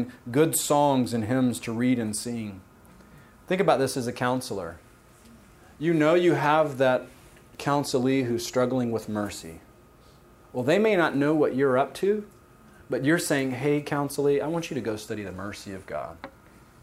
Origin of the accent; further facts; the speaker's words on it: Savannah, Georgia, United States; I grew up in Savannah, Georgia